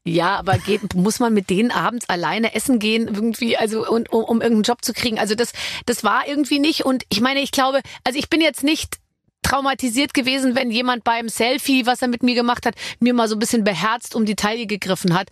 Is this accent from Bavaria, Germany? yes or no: yes; Munich, Bavaria, Germany; Ich komme ja aus München